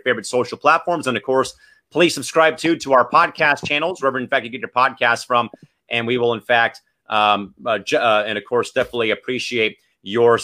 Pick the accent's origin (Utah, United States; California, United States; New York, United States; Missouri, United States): California, United States; San Diego; born or raised there